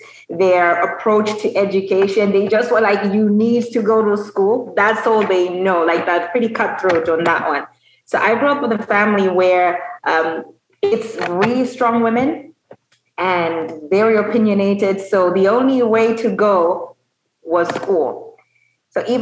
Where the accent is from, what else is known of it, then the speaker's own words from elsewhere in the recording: Lusaka, Lusaka Province, Zambia; also born or lived in South Africa / Chingola; I am Zambian. I am the third of three babies, so three children. I grew up mostly in Lusaka